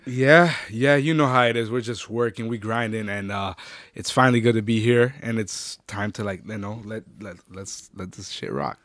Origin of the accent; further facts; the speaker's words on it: Ottawa, Ontario, Canada; also born or lived in Orleans, Ottawa; I'm actually originally from Gloucester.